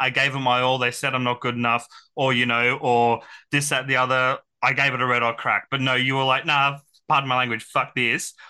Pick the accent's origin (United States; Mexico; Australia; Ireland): Australia; Central Coast, New South Wales; also born or lived in Brisbane; I was born in Brisbane, but raised on the Central Coast.